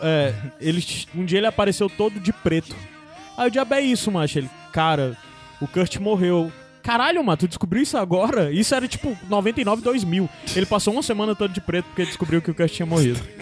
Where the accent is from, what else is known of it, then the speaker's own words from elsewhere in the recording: Baturité, Ceará, Brazil; porque eu era do interior também, eu sou de Baturité